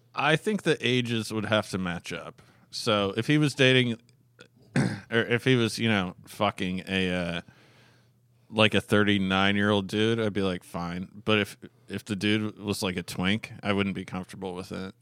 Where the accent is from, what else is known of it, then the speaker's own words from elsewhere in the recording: Alaska, United States; moved away; I grew up in Alaska where, eh, there's a fairly high crime rate